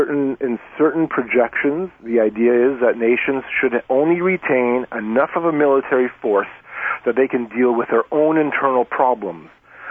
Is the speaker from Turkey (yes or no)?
no; Canada; And so as a Canadian, immediately the question pops up, why?